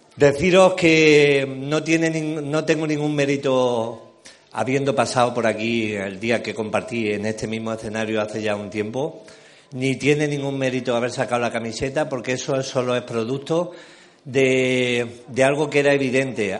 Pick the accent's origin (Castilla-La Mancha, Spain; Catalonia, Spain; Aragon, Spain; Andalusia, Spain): Andalusia, Spain; me siento muy andaluz